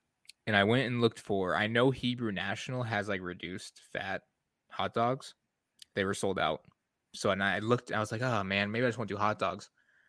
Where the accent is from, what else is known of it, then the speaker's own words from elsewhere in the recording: Detroit, Michigan, United States; So, and I'm from Detroit, for those that don't know. I grew up here, but I still like to say that I'm from Detroit.